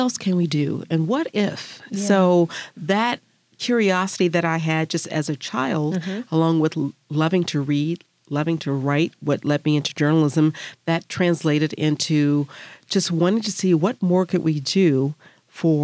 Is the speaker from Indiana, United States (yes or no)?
no; Memphis, Tennessee, United States; I am from Memphis, born and raised